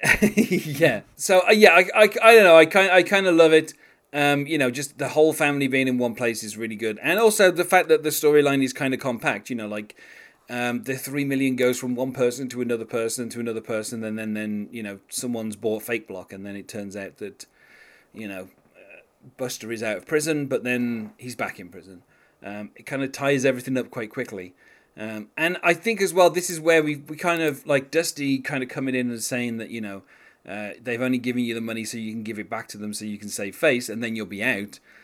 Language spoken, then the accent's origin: English; United Kingdom; being a British person